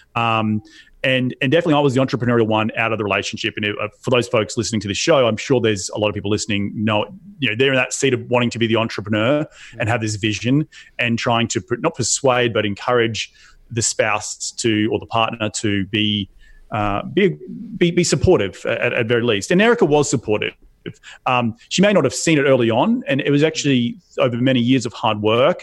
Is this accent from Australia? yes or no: yes; Australia; moved away as an adult; also born or lived in New York City, United States; now in United States; my home country of Australia